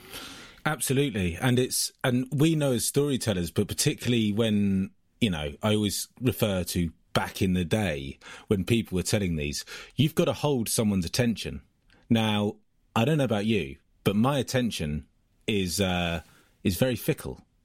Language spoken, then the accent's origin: English; Ringwood, South East England, United Kingdom; the town that I'm from is a place called Ringwood in the New Forest, which is as English as it can possibly get.